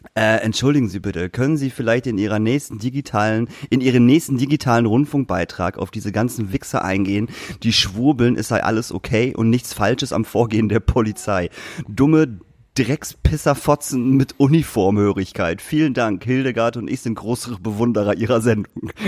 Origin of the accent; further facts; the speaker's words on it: Lingen, Lower Saxony, Germany; in Lingen, meiner Heimatstadt